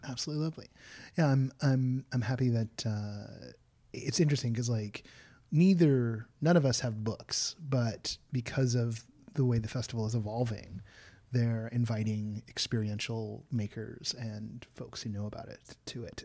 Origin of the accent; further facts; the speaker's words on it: Southern California, United States; I was born in Southern California